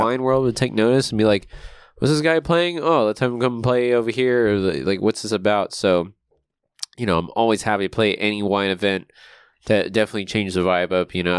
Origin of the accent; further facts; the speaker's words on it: Guam; now in Long Beach, United States; growing up on Guam